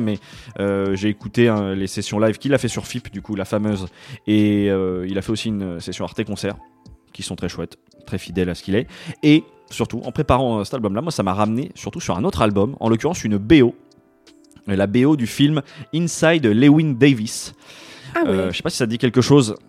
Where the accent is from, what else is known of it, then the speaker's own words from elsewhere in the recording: France; also born or lived in Paris; je suis un petit Français, tu vois, qui vit à Paris